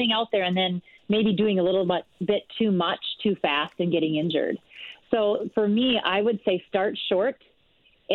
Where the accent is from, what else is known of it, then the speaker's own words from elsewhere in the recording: rural Minnesota, United States; also born or lived in Villanova, Pennsylvania; I'm from Minnesota here. Grew up in rural Minnesota